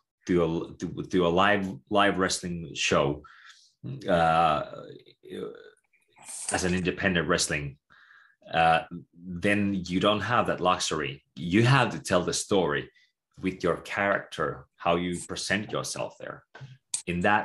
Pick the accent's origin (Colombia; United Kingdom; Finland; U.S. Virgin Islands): Finland; Tampere, Pirkanmaa; I'm from Tampere myself, originally